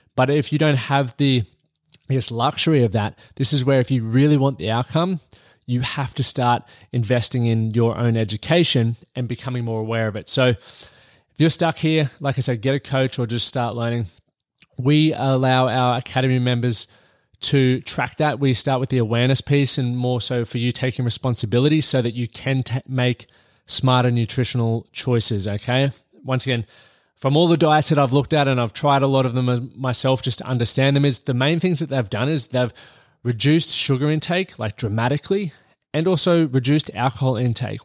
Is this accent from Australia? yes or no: yes; Australia; moved away as an adult; now in United States; I'm Australian here, and I'm living in the United States at the moment